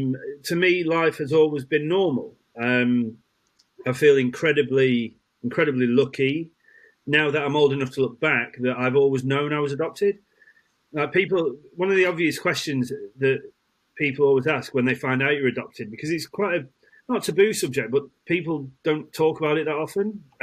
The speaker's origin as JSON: {"language": "English", "country": "Isle of Man", "tie": "born there", "said": "So I was born in the Isle of Man, then transported."}